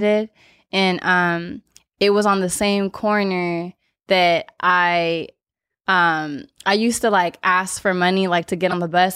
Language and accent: English; Los Angeles, California, United States; born or raised there